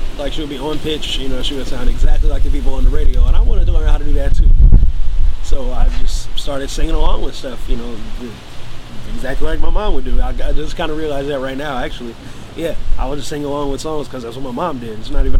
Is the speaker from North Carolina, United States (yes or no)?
no; Fresno, California, United States; also born or lived in Pasadena, California; Fresno, it's my hometown.